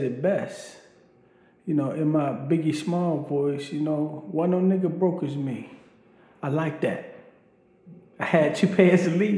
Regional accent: Baltimore, Maryland, United States; also born or lived in Rappahannock County, Virginia; I was raised in Baltimore, Maryland.

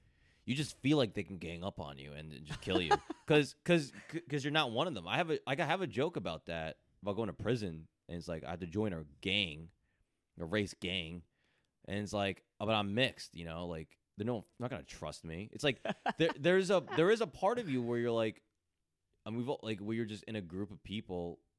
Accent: Edison, New Jersey, United States; I'm from Edison, New Jersey.

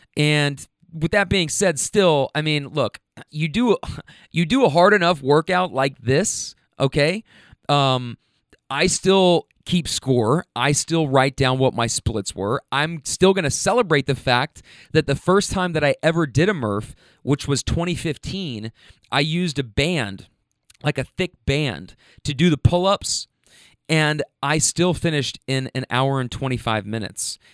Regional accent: Kentucky, United States; also born or lived in Bay Area, California; you guys know I'm from Kentucky

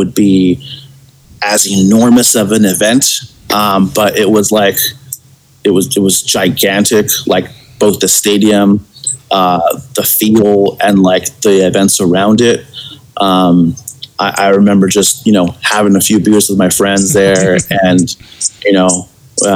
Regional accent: Los Angeles, California, United States; born or raised there

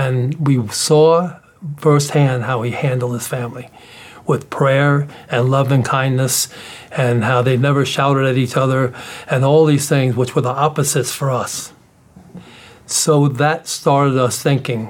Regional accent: New York City, New York, United States; I'm from the South Bronx

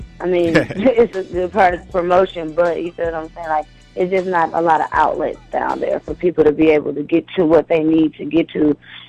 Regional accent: Milwaukee, Wisconsin, United States; moved away as an adult; now in Atlanta, United States; I'm a cheesehead. I'm from Milwaukee.

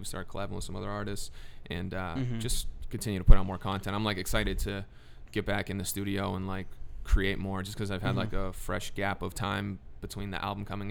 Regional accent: New Hampshire, United States; I'm from New Hampshire, I was raised there

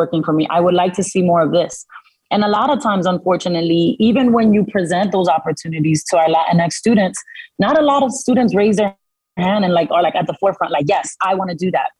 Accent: Dominican Republic; first language Spanish; English is a second language; moved away; I'm from the Dominican Republic. I wasn't born in this country. So that is my immigrant story. I journeyed here with my mother

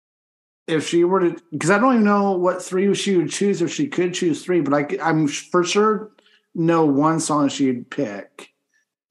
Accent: Pennsylvania, United States; moved away; I'm a complete white person who spent a good portion of his childhood growing up in Pennsylvania

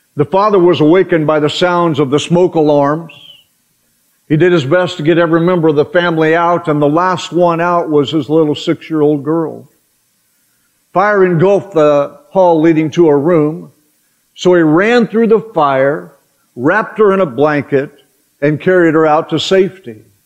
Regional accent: Oklahoma, United States; growing up in Oklahoma.

